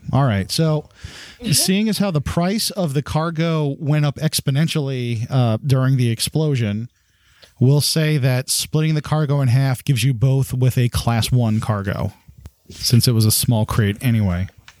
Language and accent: English; the South, United States; accent: Southern; I'm American by birth and Southern by the grace of God.